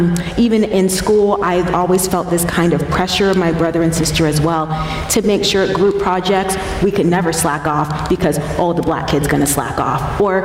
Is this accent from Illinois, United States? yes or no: no; Colorado Springs, Colorado, United States; Yeah. So I grew up in Colorado Springs. That's where I was born and raised.